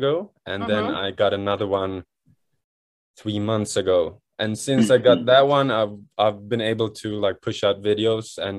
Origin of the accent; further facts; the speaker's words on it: Sweden; now in Japan; I'm born and raised in Sweden